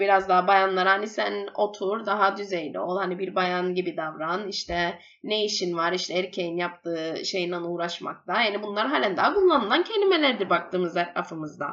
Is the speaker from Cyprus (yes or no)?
yes; Cyprus; moved away as an adult; also born or lived in England; doktoram bitirdim biyomedikal üstüne İngiltere'de ve Kıbrıs'a yeni dönüş yaptım.